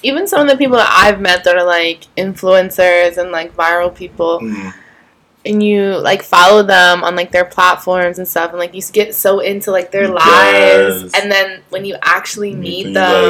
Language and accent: English; Wilmington, North Carolina, United States; now in New York, United States; Wilmington, North Carolina.